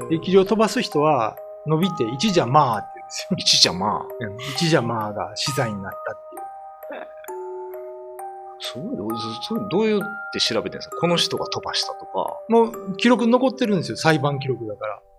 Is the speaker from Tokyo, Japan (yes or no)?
no; Kyoto, Japan; 京都出身なんで、